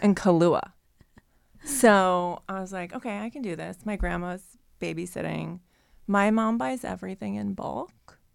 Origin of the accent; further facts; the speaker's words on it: Ohio, United States; growing up in Ohio